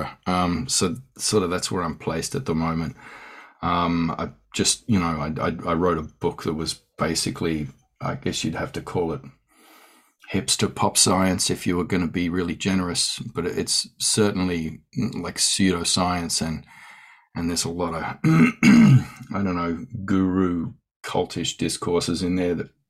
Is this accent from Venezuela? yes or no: no; Australia; I'm an Australian Aboriginal scholar, academic